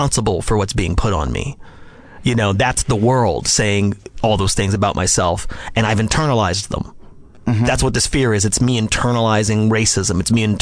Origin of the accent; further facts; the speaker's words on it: Las Vegas, Nevada, United States; I grew up in Las Vegas, Nevada.